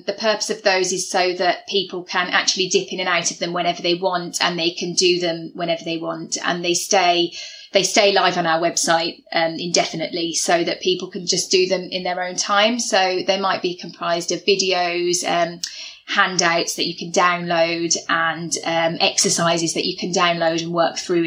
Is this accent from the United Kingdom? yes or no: yes; the Black Country, near Wolverhampton, West Midlands, United Kingdom; moved away; I'm from the Black Country originally, near Wolverhampton.